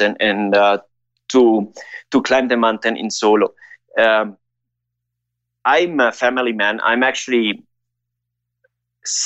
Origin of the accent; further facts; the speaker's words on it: Ecuador; I grew up here in Ecuador